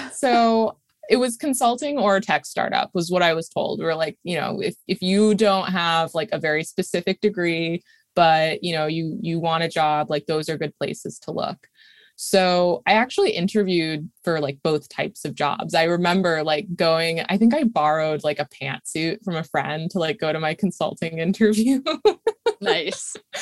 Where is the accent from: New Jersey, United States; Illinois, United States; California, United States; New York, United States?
New York, United States; Saratoga Springs; moved away as an adult; also born or lived in Brooklyn, New York; Upstate New York, a small city. I really consider it more of a small town called Saratoga, where I actually am right now